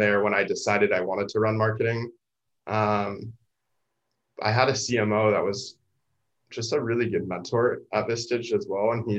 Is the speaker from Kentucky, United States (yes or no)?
no; San Diego, California, United States; I'd never been to San Diego State despite growing up in San Diego